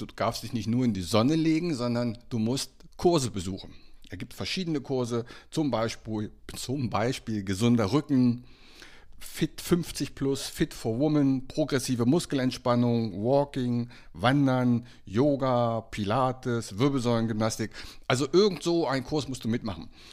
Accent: Bad Homburg, Hesse, Germany; moved away; nach Bad Homburg, also meine alte Heimat, Hessen

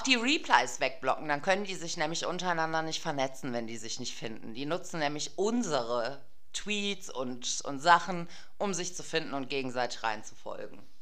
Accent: Germany; bin Deutsche und zwar in mehreren Generationen

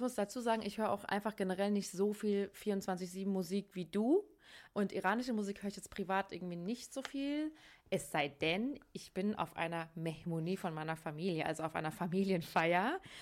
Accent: Hesse, Germany; ich komme ja aus Hessen

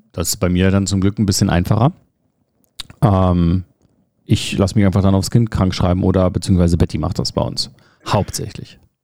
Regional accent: Berlin, Germany; Wir kommen beide aus Berlin

